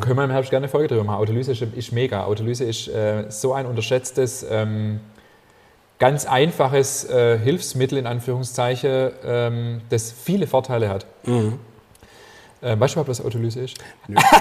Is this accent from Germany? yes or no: yes; Ammertal, near Herrenberg, Baden-Württemberg, Germany; moved away; aus meiner alten Heimat, aus dem Ammertal äh, in der Nähe von Herreberg